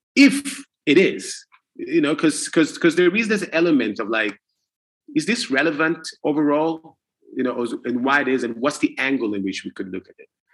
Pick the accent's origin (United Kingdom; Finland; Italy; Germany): Italy; when I grew up and when I was born in Italy